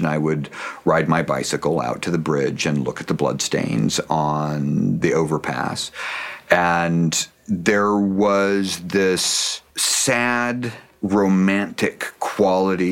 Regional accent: Pacific Northwest, United States; I grew up in the Pacific Northwest

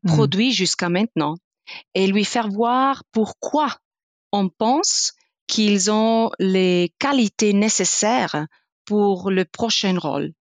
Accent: Italy; French is a second language; moved away; je suis italienne, je suis née en sud dans le Dolomite

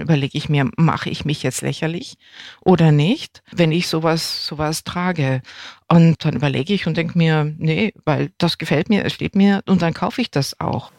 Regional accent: West Germany, Germany; ich bin in Westdeutschland aufgewachsen

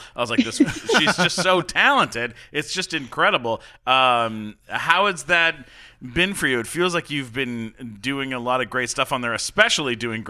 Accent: Canada; I'm Canadian.

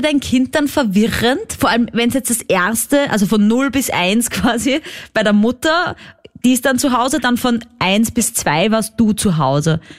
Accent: Austria; accent: Austrian dialect; ein österreichischer Podcast, falls du das an meinem Dialekt erkannt hast

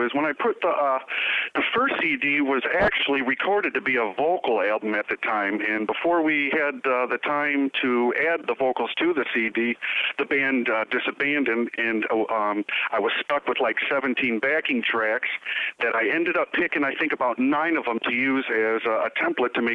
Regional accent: Detroit, Michigan, United States; Growing up in Detroit

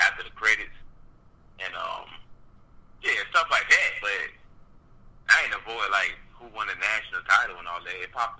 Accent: Newport News, Virginia, United States; I'm from Newport News, Virginia.

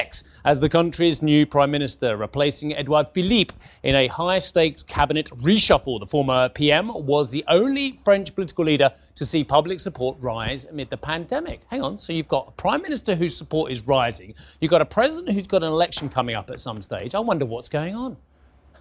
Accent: United Kingdom; being a Brit

